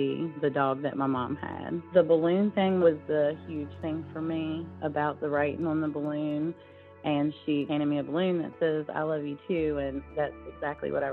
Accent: Natural Bridge, Virginia, United States; I am from Natural Bridge, Virginia.

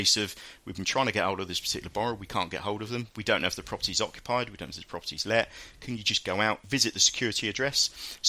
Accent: Hastings, South East England, United Kingdom; when I grew up down in Hastings, there was no real football teams down

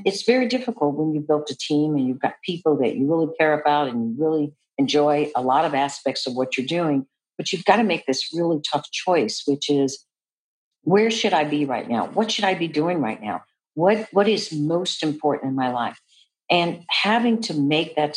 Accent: Seattle, Washington, United States; moved away; I'm originally from Seattle, Washington, so my mother was living in Seattle

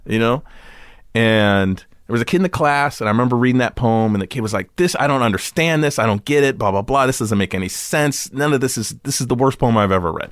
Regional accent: Santa Monica, California, United States; also born or lived in Venice, Los Angeles / Beverlywood, Los Angeles; I grew up in Santa Monica in Venice, and then, uh, we moved to, like, right off of Robertson Boulevard in Beverly Wood

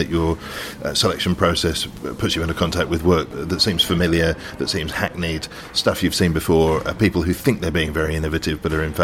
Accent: London, United Kingdom; a Londoner

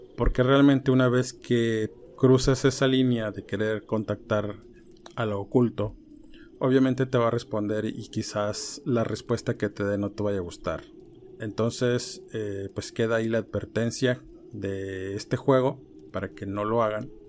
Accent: Ciudad Madero, Tamaulipas, Mexico; yo soy oriundo de ahí, soy originario de Ciudad Madero, Tamaulipas.

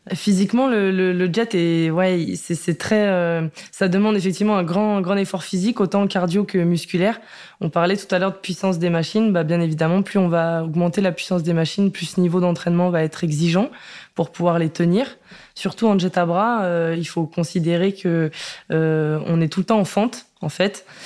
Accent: Rillieux-la-Pape, Auvergne-Rhône-Alpes, France; je suis née à Rieux-la-Pape dans la région euh, lyonnaise

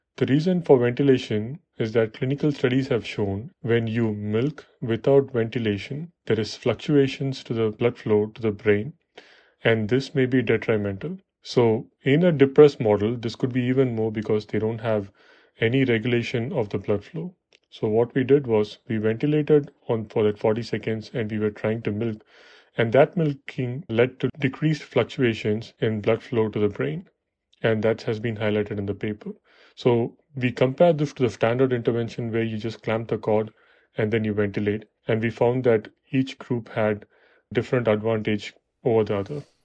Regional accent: Chennai, Tamil Nadu, India; moved away as an adult; also born or lived in Buffalo, New York, United States; now in New York, United States; I was born and raised in Chennai

